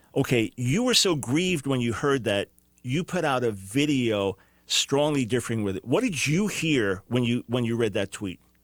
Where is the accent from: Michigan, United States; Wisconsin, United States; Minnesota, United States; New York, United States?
New York, United States; now in North Carolina, United States; I'm a New Yorker